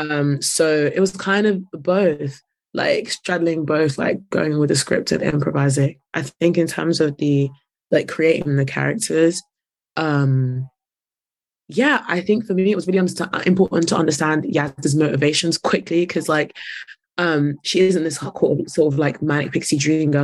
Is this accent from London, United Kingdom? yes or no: yes; London, United Kingdom; I'm from North